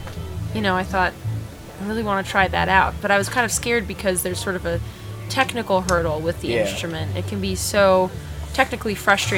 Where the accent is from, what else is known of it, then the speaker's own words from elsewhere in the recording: Los Angeles, California, United States; I grew up in Los Angeles, California, and there's a lot of great arts and culture there